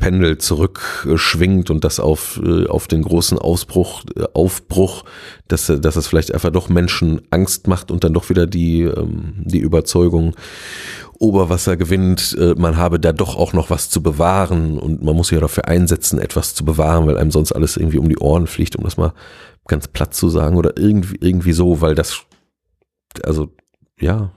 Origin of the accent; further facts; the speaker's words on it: Gelsenkirchen, North Rhine-Westphalia, Germany; also born or lived in Duisburg; von meiner Heimat, äh, Kirchen, Gelsenkirchen-Bulmke